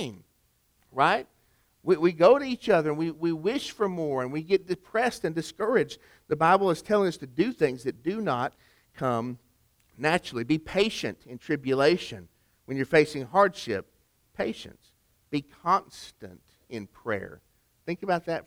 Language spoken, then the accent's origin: English; Chattanooga, Tennessee, United States; Rock City Gardens, which is near my hometown of Chattanooga